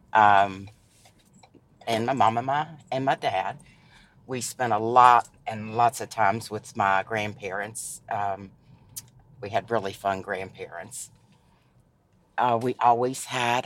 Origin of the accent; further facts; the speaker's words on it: Shady Spring, West Virginia, United States; also born or lived in Charleston, West Virginia / New York / Sophia, West Virginia; I was raised here in Shady Spring mainly. I was born in Charleston, West Virginia and spent most of my life in Shady Spring.